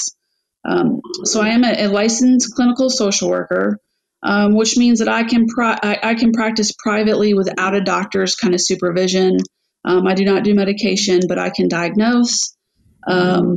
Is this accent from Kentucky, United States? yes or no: yes; Louisville, Kentucky, United States; I'm born and raised in Louisville